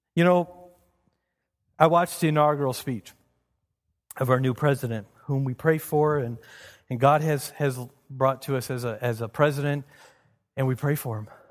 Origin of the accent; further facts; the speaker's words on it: United States; As an American